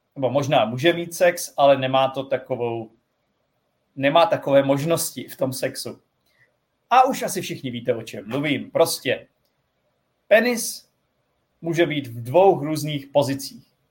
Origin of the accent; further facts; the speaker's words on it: Czechia; jsem Čech